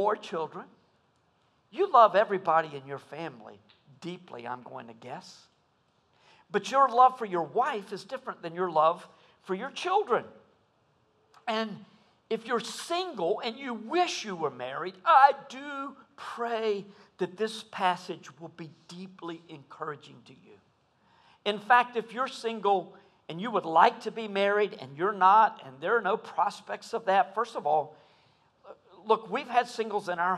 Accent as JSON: {"language": "English", "country": "United States", "said": "as American evangelicals"}